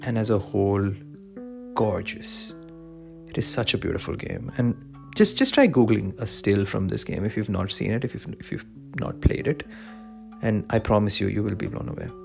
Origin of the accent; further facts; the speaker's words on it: Dubai, United Arab Emirates; I grew up in Dubai, but I'm originally from India.